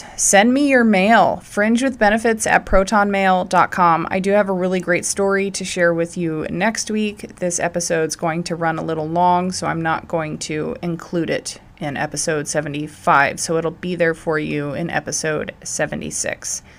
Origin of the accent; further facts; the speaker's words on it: Idaho, United States; he is out of Idaho, actually like really close to my hometown and where my heart still is. I'm trying to get back there. I'm clawing to get back there.